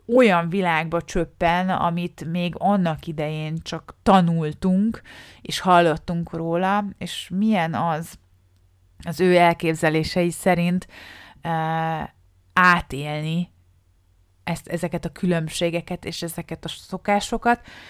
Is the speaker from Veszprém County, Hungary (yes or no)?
yes; Balatonfüred, Veszprém County, Hungary; moved away; Balatonfüredről származunk, szárm, onnan jövök, és ez ott tanultam általános iskolába, középiskolába